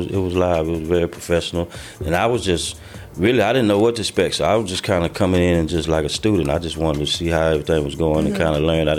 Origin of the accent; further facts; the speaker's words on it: the South, United States; He's from the West Coast. I'm from the South.